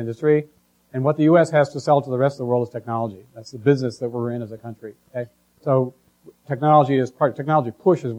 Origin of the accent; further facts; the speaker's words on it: Michigan, United States; I grew up in Michigan, so I heard a lot about the transportation industry